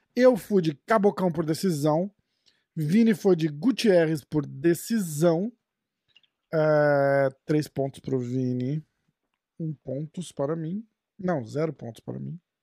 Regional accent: Brazil; a gente é brasileiro

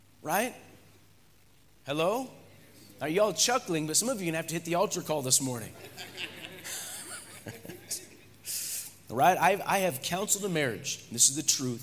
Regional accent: United States; moved away; by birth, I'm an American.

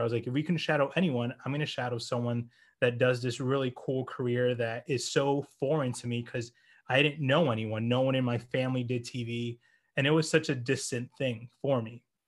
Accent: United States; also born or lived in New Jersey / Florida / New York; now in New York City, United States; We grew up in New Jersey, and we moved to Florida

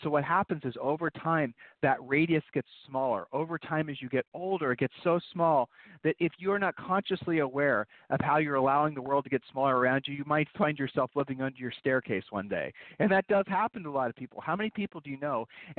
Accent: Columbus, Ohio, United States; Julie and I, and we grew up in Columbus, Ohio

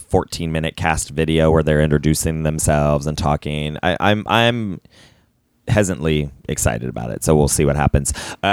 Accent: Ohio, United States; moved away; I'm from Ohio.

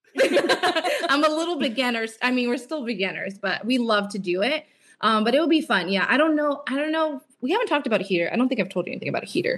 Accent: California, United States; moved away; we were from California

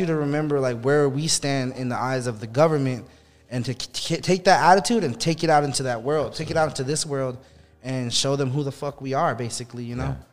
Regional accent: Chinle, Arizona, United States; moved away as an adult; I grew up in Chinle, Arizona, which is hour and a half from any kind of town

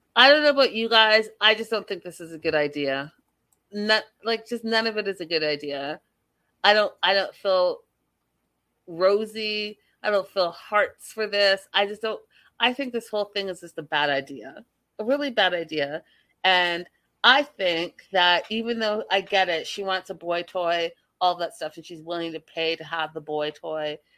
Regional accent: Canada; I'm from Canada.

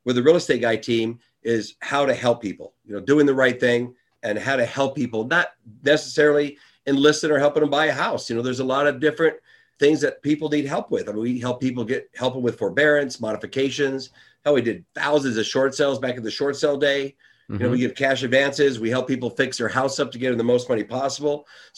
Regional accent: Las Vegas, Nevada, United States; I'm from Las Vegas, Nevada. … the real estate guy.

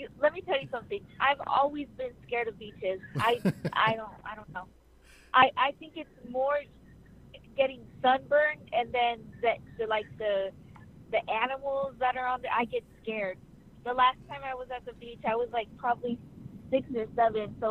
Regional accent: Sarasota, Florida, United States; now in Dallas, United States; I'm originally from Sarasota, Florida, but me and my family moved to Dallas about 2 years ago

